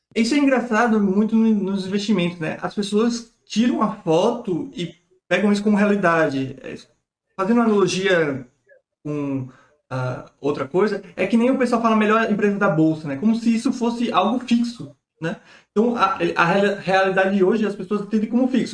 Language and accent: Portuguese; Brazil